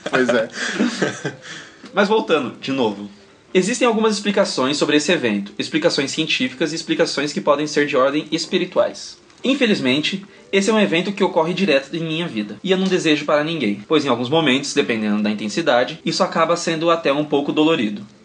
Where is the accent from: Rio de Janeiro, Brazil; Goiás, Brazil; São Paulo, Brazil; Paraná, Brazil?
São Paulo, Brazil; Jundiaí; tenho 23 anos, sou de Jundiaí, São Paulo.